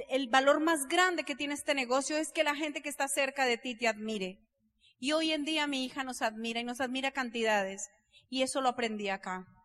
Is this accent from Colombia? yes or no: yes; Colombia; Entonces yo le pregunté como buena colombiana al Señor